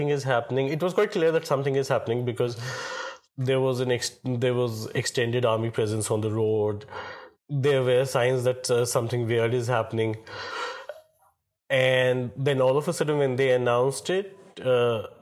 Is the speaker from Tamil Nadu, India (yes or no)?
no; Srinagar, Jammu and Kashmir, India; moved away as an adult; also born or lived in Birmingham; now in Mumbai, India; I'm from Srinagar. I was born in Srinagar, brought up in Srinagar